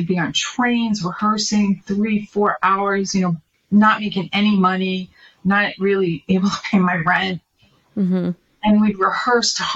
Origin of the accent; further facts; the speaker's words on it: New York, United States; now in California, United States; when I was growing up in New York